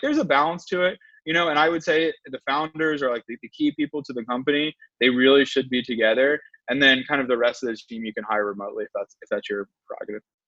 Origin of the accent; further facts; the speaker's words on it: Winston-Salem, North Carolina, United States; moved away as an adult; also born or lived in Charlotte, North Carolina / Blacksburg, Virginia; now in San Francisco, United States; I'm originally from Winston Salem, and I lived in Charlotte for a while